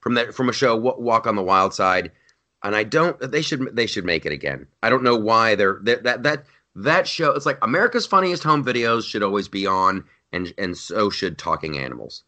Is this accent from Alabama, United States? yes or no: no; Columbus, Ohio, United States; Columbus, Ohio, my hometown